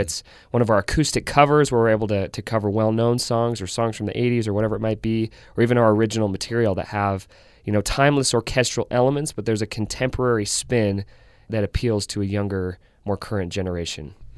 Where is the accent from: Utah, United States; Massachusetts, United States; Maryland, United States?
Utah, United States; Centerville; I grew up in Davis County in Centerville, Utah